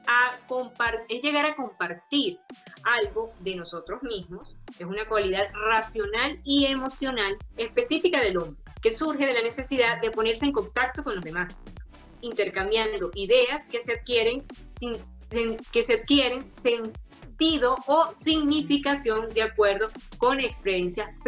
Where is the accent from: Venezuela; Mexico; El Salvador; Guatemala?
Venezuela; pues no lo había puesto en práctica, no había, la había ejercido en mi país, Venezuela.